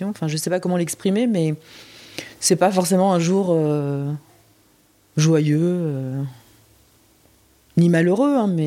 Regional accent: Busan, South Korea; born there; parce qu'en plus j'étais à Busan, ma ville natale, avec avec Isa

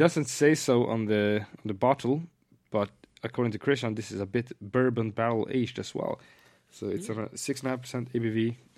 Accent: Sunne, Värmland, Sweden; moved away; It's my hometown.

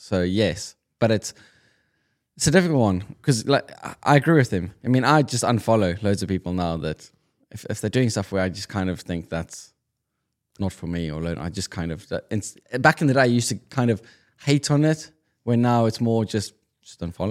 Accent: South Africa; moved away; I'm being South African Afrikaans

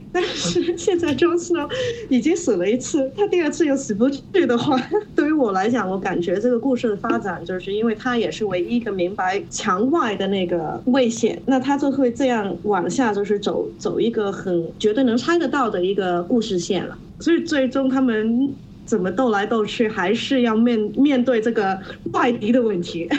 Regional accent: Hong Kong; moved away as an adult; now in Shanghai, China; 应该听得出来我是香港人吧。所以有的回到香港的时候，就是在剧场里面工作了一年

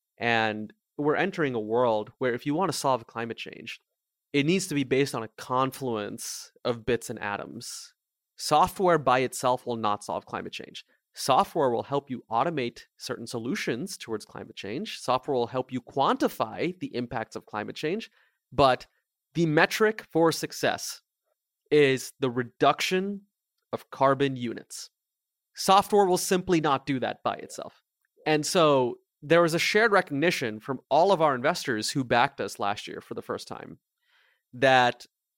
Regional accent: India; now in Mountain View, United States; Yeah, I am from India. I was born in a small town in India, actually at the exact same hospital where both my mom and my grandfather were born.

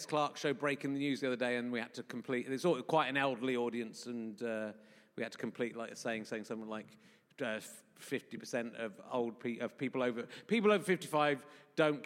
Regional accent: Yorkshire and the Humber, United Kingdom; moved away; also born or lived in Somerset; I was born in Yorkshire

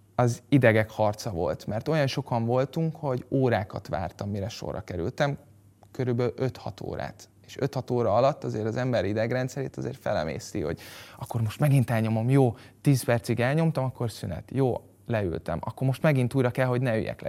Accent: Budapest, Hungary; a 17. kerületben, mert én ott nőttem föl

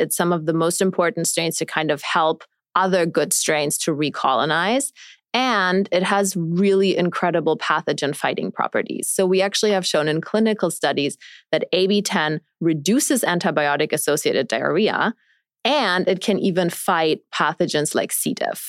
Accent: Germany; moved away; also born or lived in New York City; I grew up in Germany

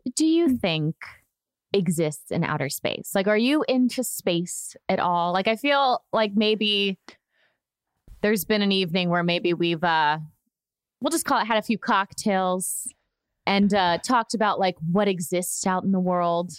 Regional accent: Orlando, Florida, United States; I grew up in Florida where I watched the space launches from our dock. I grew up on a lake in in Orlando

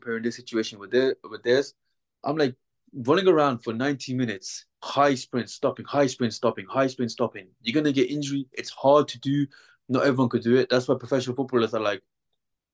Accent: Birmingham, West Midlands, United Kingdom; I'm from Birmingham, born and raised.

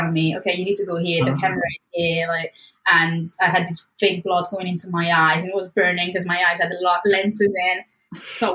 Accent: Piedmont, Italy; moved away; my hometown from Italy has like a typical dish

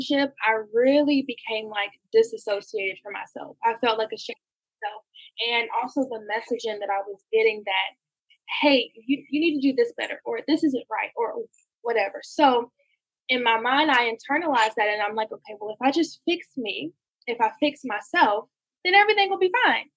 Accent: Gainesville, Georgia, United States; I'm from Gainesville, Georgia

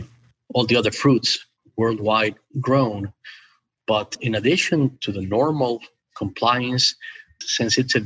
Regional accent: Ecuador; I was born and raised in Ecuador, South America.

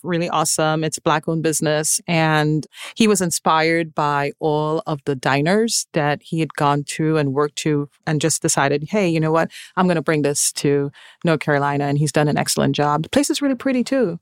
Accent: Trinidad & Tobago; moved away; I am originally from Trinidad and Tobago

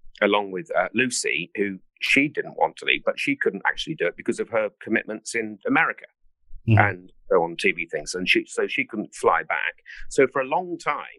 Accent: Ringwood, South East England, United Kingdom; I come from the south of England. I come from Hampshire, a place called Ringwood.

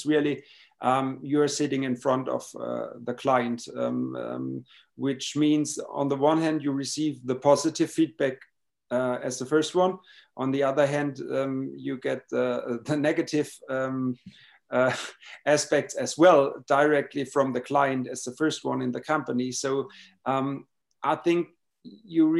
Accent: Baden-Baden, Baden-Württemberg, Germany; I was born and raised in Baden-Baden, in a beautiful town of southern Germany

